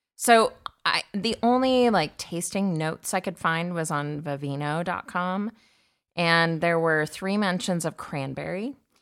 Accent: California, United States; I grew up in California, it was, but we were in the landlocked area

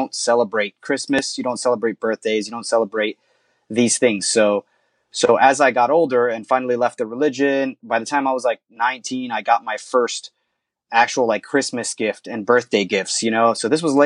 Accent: Vineland, New Jersey, United States; born or raised there

